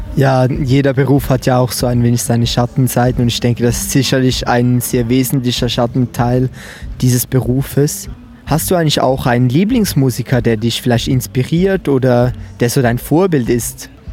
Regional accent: Switzerland; accent: Swiss German; wir Schweizerdeutsch sprechen

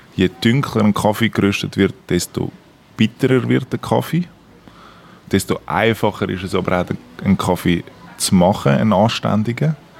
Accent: Küsnacht, Zurich, Switzerland; also born or lived in Forch; Ich bin in Zürich aufgewachsen, in Küsnacht

